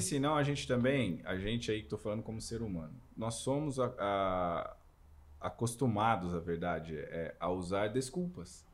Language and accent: Portuguese; Camanducaia, Minas Gerais, Brazil; eu cresci em Camanducaia, Minas Gerais